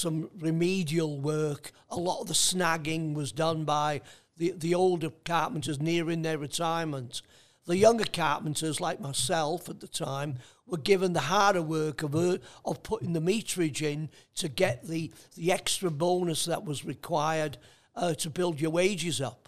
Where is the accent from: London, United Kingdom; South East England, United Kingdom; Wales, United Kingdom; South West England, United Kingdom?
Wales, United Kingdom; North; now in Australia; my apprenticeship was done in the Welsh language, not the English language